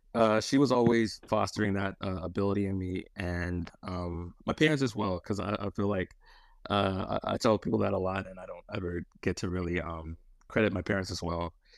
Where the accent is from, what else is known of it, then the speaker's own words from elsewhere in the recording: Michigan, United States; moved away as an adult; now in Los Angeles, United States; born and raised in Michigan for my whole life